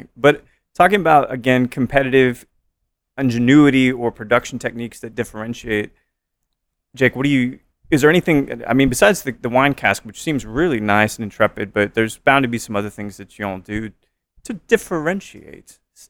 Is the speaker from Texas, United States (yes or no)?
yes; Austin, Texas, United States; And it's in Austin, so I love San Antonio, but you know, we're from Austin.